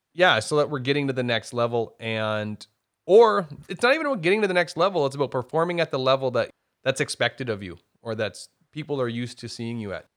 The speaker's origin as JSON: {"language": "English", "region": "the Maritimes", "country": "Canada", "tie": "born or raised there", "moved": "yes", "said": "I was born and raised in the Maritimes and I'm proud of it."}